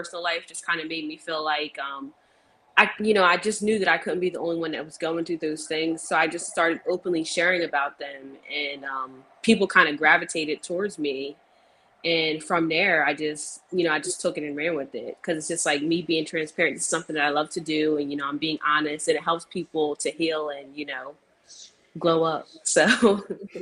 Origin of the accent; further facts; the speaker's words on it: New Jersey, United States; I'm from South Jersey